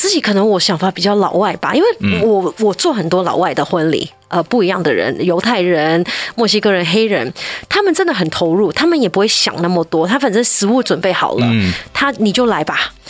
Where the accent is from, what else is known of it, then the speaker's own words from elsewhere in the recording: China; 我们中国人不可能是这样的，一定是先吃饭的，对不对？